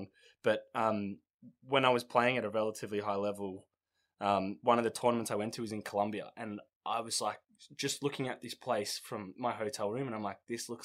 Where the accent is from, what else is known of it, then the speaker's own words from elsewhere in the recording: Australia; we come from Australia